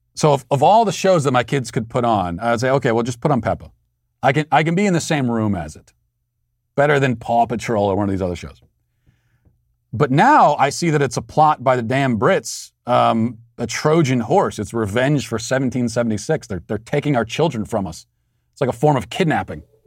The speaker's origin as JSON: {"language": "English", "town": "Baltimore", "region": "Maryland", "country": "United States", "accent": "Baltimore", "said": "my Baltimore accent"}